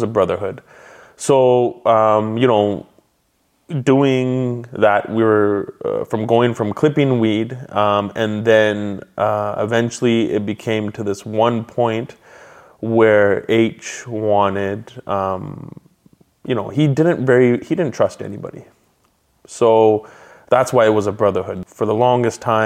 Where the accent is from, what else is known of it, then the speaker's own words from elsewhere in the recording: Abbotsford, British Columbia, Canada; So when I grew up in Abbotsford, my personality growing up was very happy-go-lucky, class clown. Moved around quite a bit